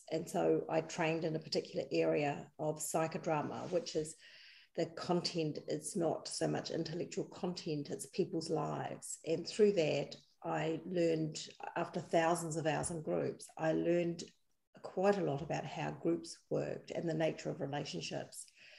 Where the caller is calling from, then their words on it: Wellington, New Zealand; I'm dialing in from Wellington, New Zealand.